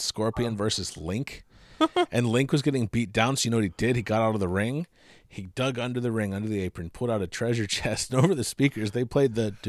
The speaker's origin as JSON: {"language": "English", "town": "Alliance", "country": "United States", "tie": "born or raised there", "said": "I'm in Alliance. But, yeah, my hometown"}